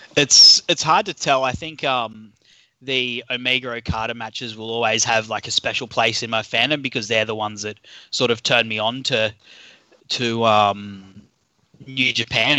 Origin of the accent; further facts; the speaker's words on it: Australia; accent: Australian; by my accent, I'm I'm an Aussie